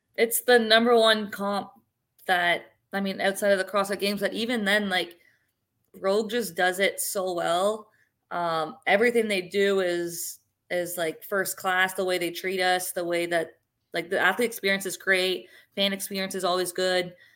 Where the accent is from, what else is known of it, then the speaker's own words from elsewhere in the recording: Sarnia, Ontario, Canada; moved away; when I was in Sarnia in my hometown